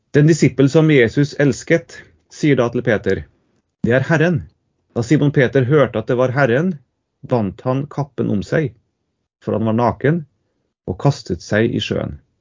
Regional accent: Trondheim, Trøndelag, Norway; also born or lived in Tromsø / Ytre Namdal; jeg er fra Trondheim

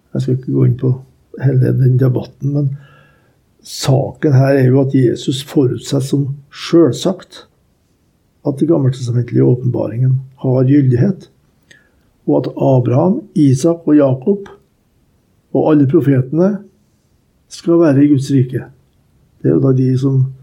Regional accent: Norway; jeg er fra Norge

